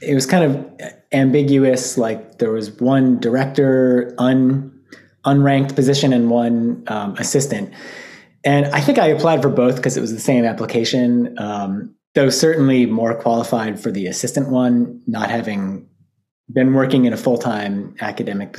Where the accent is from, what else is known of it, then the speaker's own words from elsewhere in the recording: Albany, New York, United States; moved away as an adult; now in Michigan, United States; I grew up in Albany, New York, which is the capital